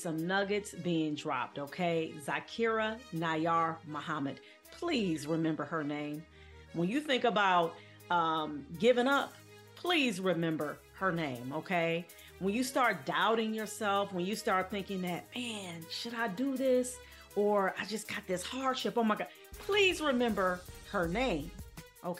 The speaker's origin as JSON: {"language": "English", "town": "Cleveland", "region": "Ohio", "country": "United States", "tie": "born or raised there", "said": "my hometown of Cleveland"}